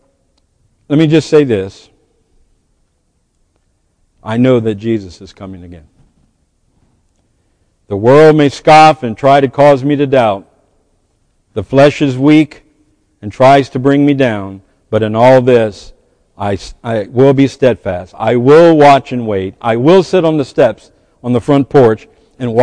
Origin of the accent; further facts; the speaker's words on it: United States; We as American